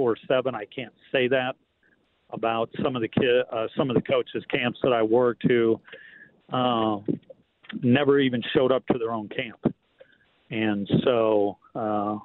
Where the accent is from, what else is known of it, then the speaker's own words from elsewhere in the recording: South Carolina, United States; just a little old high school coach from the state of South Carolina